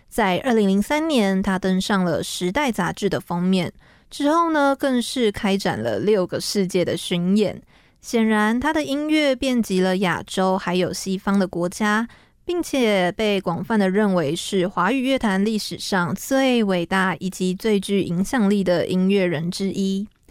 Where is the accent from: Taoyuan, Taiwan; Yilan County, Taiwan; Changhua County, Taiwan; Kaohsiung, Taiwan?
Taoyuan, Taiwan; now in Taipei, Taiwan; 其实，嗯，我是桃园人嘛